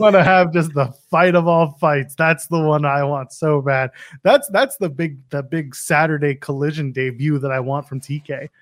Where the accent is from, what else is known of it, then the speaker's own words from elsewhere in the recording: Canada; As a Canadian